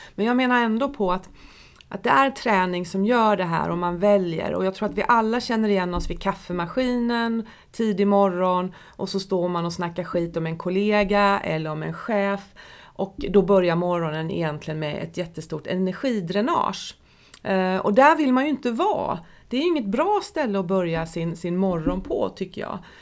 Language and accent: Swedish; Nässjö, Jönköping County, Sweden; Jag stod på disken på Höglandssjukhuset i Nässjö när jag var tonåring